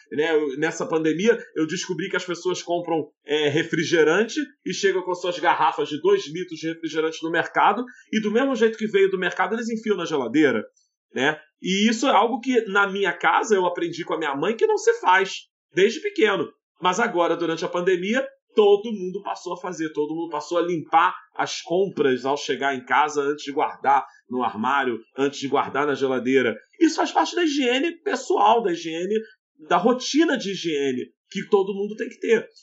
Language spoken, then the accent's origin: Portuguese; Rio de Janeiro, Brazil; nós somos do Rio de Janeiro